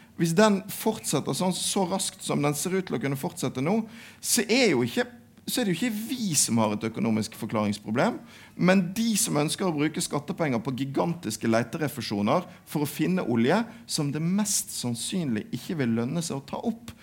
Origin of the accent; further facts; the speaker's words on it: Western Norway, Norway; jeg er fra Vestlandet